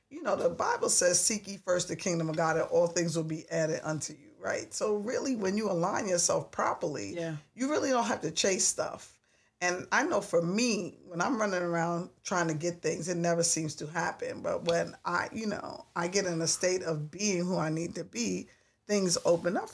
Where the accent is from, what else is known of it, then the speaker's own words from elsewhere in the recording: New York, United States; I'm a New Yorker